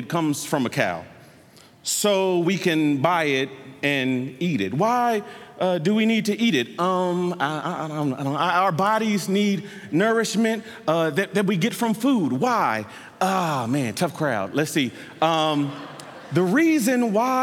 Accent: Mesquite, Texas, United States; also born or lived in Oklahoma; I am from Mesquite, Texas, and I went to college, you all are gonna love this, at the University of Oklahoma

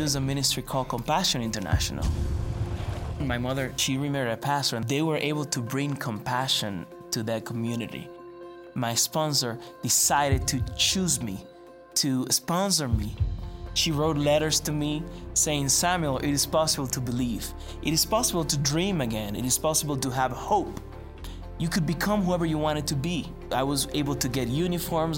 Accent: Luperón, Puerto Plata, Dominican Republic; I am from Luperon, Dominican Republic.

